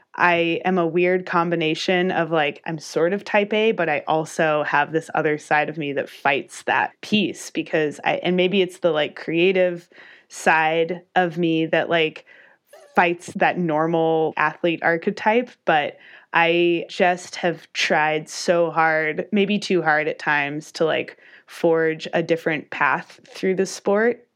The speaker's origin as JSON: {"language": "English", "town": "Albuquerque", "region": "New Mexico", "country": "United States", "tie": "born or raised there", "also_born_or_lived": "Durango, Colorado", "moved": "as an adult", "said": "I knew I wanted to leave my hometown, Albuquerque, New Mexico"}